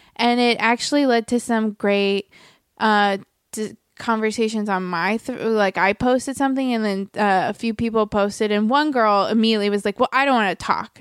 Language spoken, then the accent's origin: English; Merritt Island, Florida, United States; moved away as an adult; also born or lived in New York; now in Los Angeles, United States; growing up in Florida uh like you where I was was a pretty conservative county